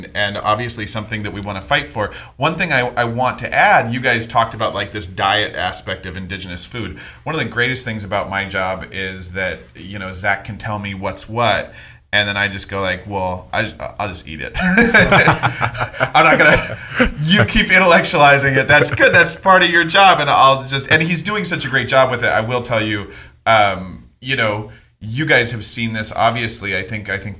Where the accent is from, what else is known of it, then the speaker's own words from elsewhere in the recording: Oregon, United States; I'm from Oregon.